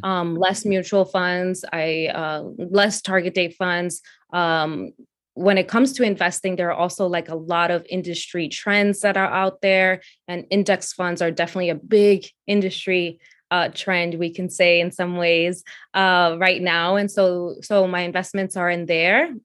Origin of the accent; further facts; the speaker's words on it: New York City, New York, United States; also born or lived in Dominican Republic; I was born in the Dominican Republic, and I moved to Brooklyn, New York with my family when I was four years old. Um, I ended up going to public school here